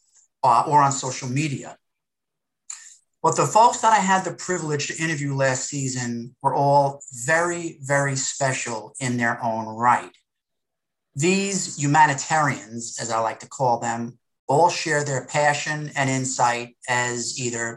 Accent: Jersey Shore, New Jersey, United States; I was raised on the Jersey Shore

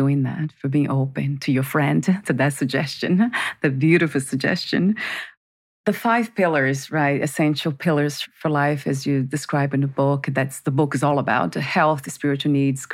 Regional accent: Brazil; I'm from Brazil

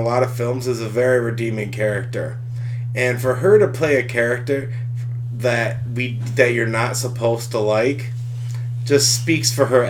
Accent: Rochester, New York, United States; where I grew up in Rochester, New York

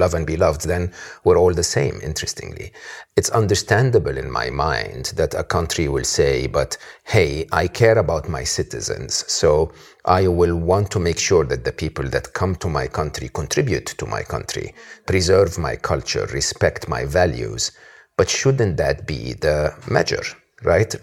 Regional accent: Egypt; someone like me, born and raised in Egypt

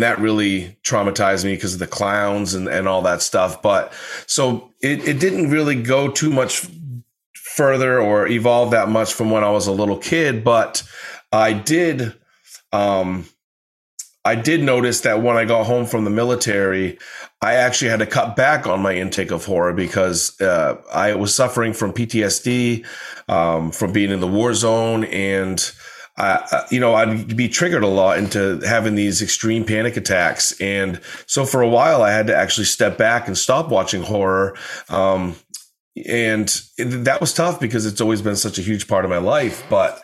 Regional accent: Maine, United States; I grew up in Maine

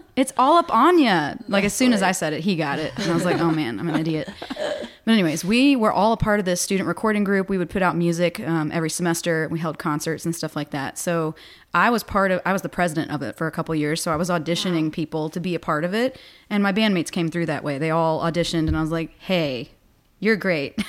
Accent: Botetourt County, near Roanoke, Southwest Virginia, United States; now in Richmond, United States; I'm not from Richmond. I'm from Southwest Virginia, outside of Roanoke.

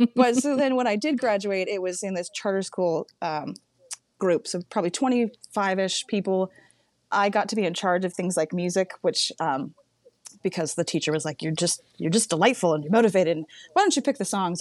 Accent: Humboldt County, Northern California, United States; born or raised there

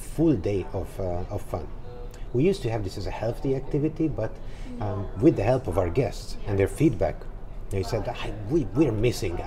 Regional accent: Budapest, Hungary; I'm from Budapest, Hungary

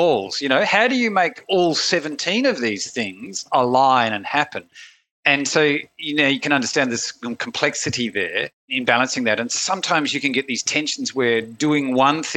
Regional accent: Australia; I'm from Australia

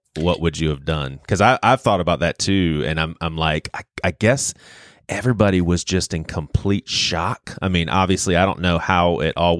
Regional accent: Charleston, South Carolina, United States; born and raised in Charleston, James Island boy

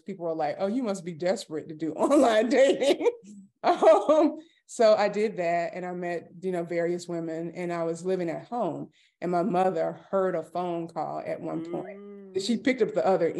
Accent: Atlanta, Georgia, United States; now in Cumming, United States; I'm originally from Atlanta, Georgia. I'm currently residing in a suburb called Cumming, Georgia

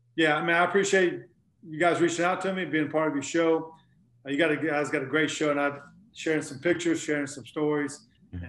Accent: North Carolina, United States; I grew up basketball player in North Carolina

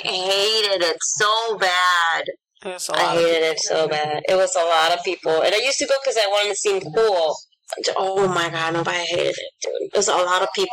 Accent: Puerto Rico; teenage years or while growing up in Puerto Rico

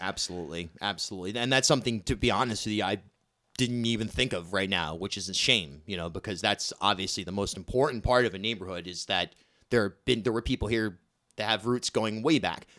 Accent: Rhode Island, United States; moved away as an adult; also born or lived in Brooklyn, New York / Newport, Rhode Island; Growing up in Rhode Island

